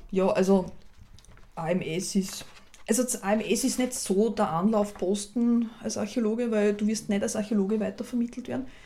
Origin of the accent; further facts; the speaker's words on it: Austria; bei uns in Österreich